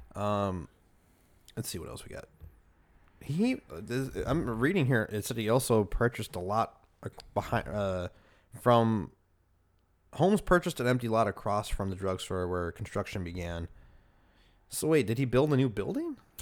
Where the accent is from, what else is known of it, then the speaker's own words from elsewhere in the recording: Chicago, Illinois, United States; we're from Chicago